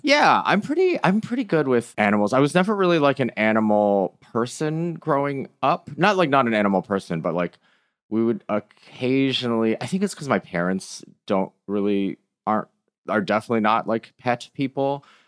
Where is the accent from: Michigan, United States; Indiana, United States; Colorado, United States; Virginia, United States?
Michigan, United States; I am from Michigan